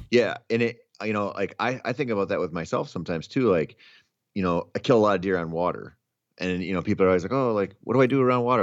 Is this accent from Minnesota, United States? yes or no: yes; Minnesota, United States; I grew up in Minnesota